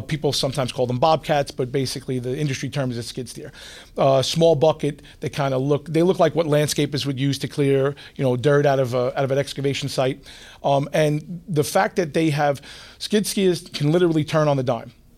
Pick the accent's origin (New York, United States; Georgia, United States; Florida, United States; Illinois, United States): New York, United States; New York City; I grew up in Queens